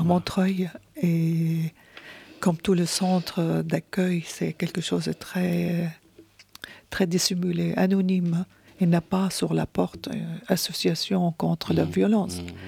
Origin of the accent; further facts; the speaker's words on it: Syria; French is a second language; moved away as an adult; now in France